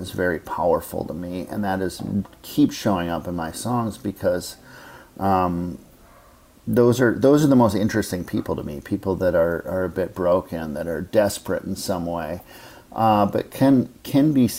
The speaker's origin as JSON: {"language": "English", "town": "Minneapolis", "region": "Minnesota", "country": "United States", "tie": "born or raised there", "moved": "as an adult", "lives_now": "New York, United States", "said": "my hometown of Minneapolis"}